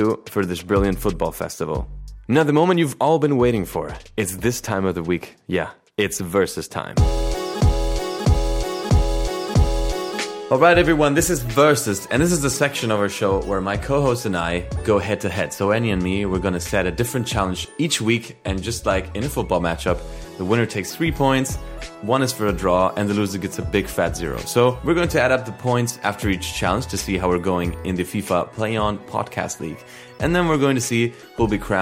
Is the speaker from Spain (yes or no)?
yes; Spain; English is a second language; I'm the Spanish guy here, you know. This is not my native language.